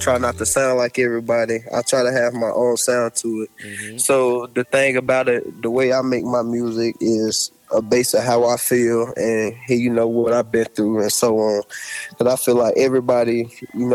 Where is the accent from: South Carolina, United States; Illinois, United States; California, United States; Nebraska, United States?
South Carolina, United States; accent: country; I'm from Swartburg, South Carolina. I'm originally from North Carolina